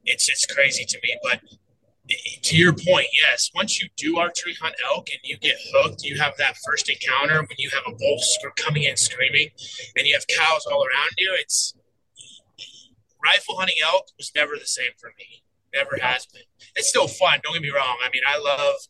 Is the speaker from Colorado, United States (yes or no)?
yes; Colorado, United States; also born or lived in Cheyenne, Wyoming; I moved here when I was 6 to Colorado, and I actually just grew up around hunting